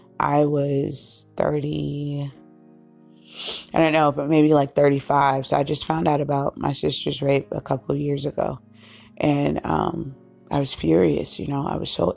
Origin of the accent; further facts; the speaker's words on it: Cape Cod, Boston, Massachusetts, United States; we moved from Cape Cod, and we moved to the city of Boston, Suffolk County